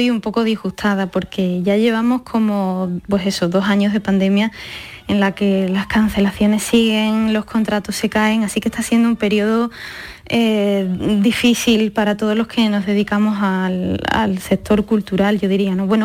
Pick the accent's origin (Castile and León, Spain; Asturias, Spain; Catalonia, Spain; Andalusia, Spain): Andalusia, Spain; Seville; soy muy de Sevilla, mi familia es muy sevillana con todas sus consecuencias